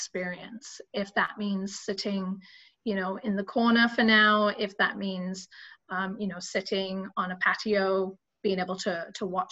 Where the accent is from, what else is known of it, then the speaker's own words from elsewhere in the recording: England, United Kingdom; I'm English